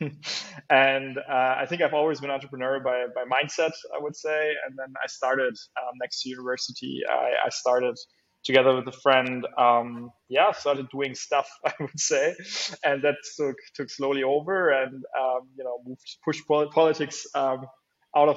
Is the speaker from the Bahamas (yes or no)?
no; Bremen, Germany; my home state of Bremen